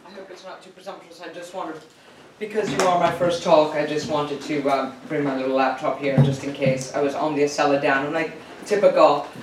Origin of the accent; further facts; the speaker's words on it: Venezuela; moved away; I'm from Venezuela originally.